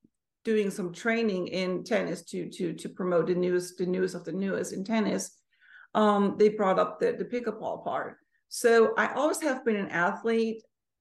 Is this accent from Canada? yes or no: no; Germany; moved away; also born or lived in United States; So originally, I was born and raised in Germany. I moved to the States in 1991. Moved back to Europe in 1996 and back to the States in 1998.